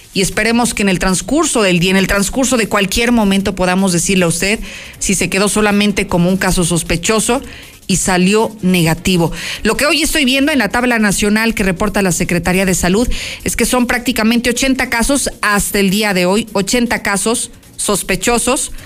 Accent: Mexico; los mexicanos somos una chulada

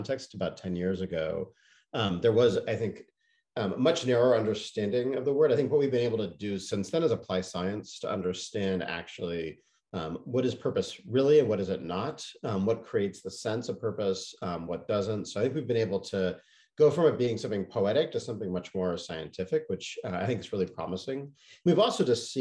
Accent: Canada; moved away; I grew up largely in Canada

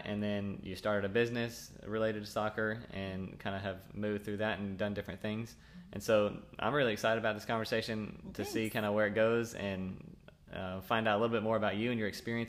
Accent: Arlington, Texas, United States; also born or lived in Fort Worth, Texas; I was two when we moved from Fort Worth to Arlington, but I did grow up in that area.

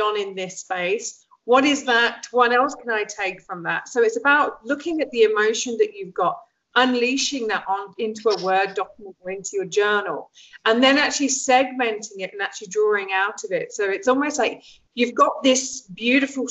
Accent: Lincolnshire, East Midlands, United Kingdom; also born or lived in Egypt; I grew up in England, in Lincolnshire

